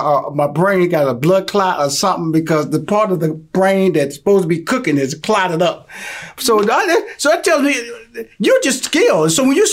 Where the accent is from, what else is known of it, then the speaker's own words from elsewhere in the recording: Houston, Texas, United States; I'm from Houston, Texas. You know, I love Cajun food.